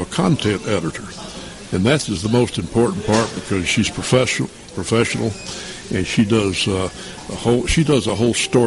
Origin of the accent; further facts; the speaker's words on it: Knoxville, Tennessee, United States; I was born and raised in East Tennessee, Knoxville